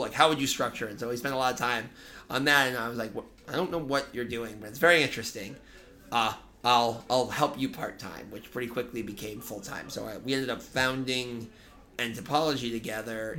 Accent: Boston, Massachusetts, United States; moved away as an adult; now in New York City, United States; I was born in New York City, actually. My parents moved to Boston when I was young

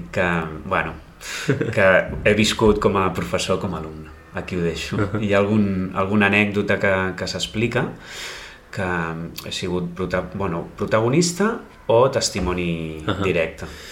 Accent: Blanes, Catalonia, Spain; al meu poble, no? que és a, eh, Blanes a, eh, és el meu poble

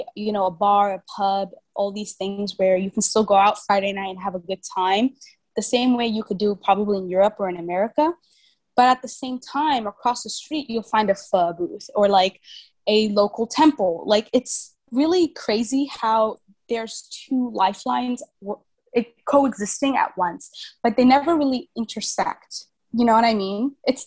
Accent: Vietnam; I think growing up in Vietnam, the thing about the Vietnamese culture and being a foreigner in Vietnam is that the foreigner lifestyle and the Vietnamese lifestyle never integrate.

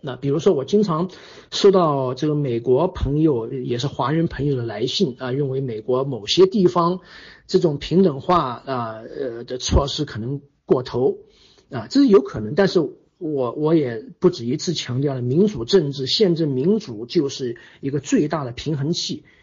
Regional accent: China; 因为我们是从计划经济过来的，啊，我们的经济权利不受保护

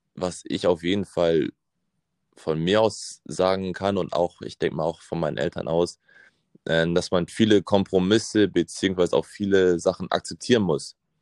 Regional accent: Hamburg, Germany; Also ich bin in Hamburg geboren und aufgewachsen

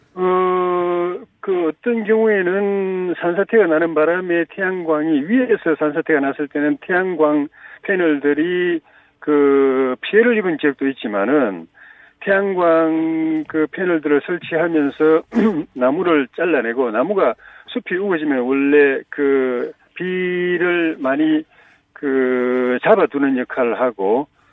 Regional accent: South Korea; 제가 마침 어릴 때 낙동강 밑에서 태어나가지고 지류지천에서 자라가지고

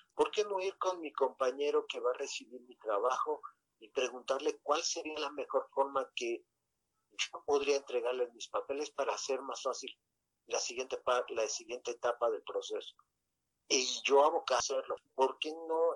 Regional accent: Mexico; desde que nosotros nacimos aquí en México

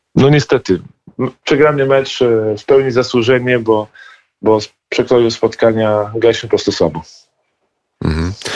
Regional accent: Poland; jesteśmy Polakami

